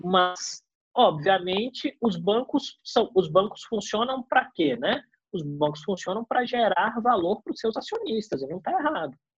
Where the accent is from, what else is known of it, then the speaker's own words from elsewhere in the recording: Brazil; Eu como brasileiro